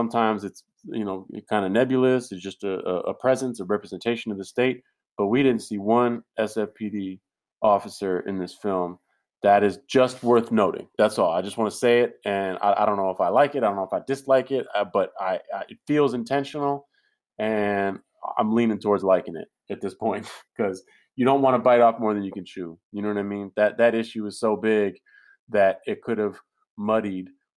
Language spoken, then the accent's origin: English; San Francisco, California, United States; I'm from San Francisco